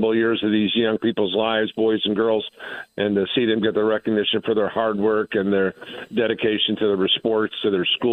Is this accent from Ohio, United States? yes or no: no; Hobart, Indiana, United States; I grew up in Hobart, Indiana, where football was really the most important thing that happened